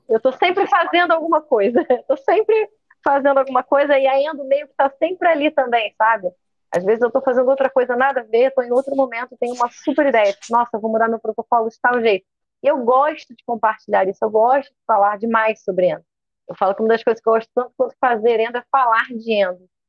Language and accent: Portuguese; Niterói, Rio de Janeiro, Brazil; eu sou de Niterói, no Rio de Janeiro, e estudei praticamente aqui a vida inteira